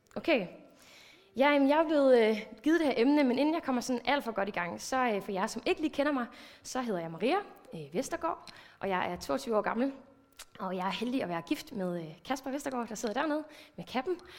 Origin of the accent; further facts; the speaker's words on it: Thy, North Denmark Region, Denmark; moved away; jeg er vokset op i en pinsekirke. Jeg kommer over fra Thy området af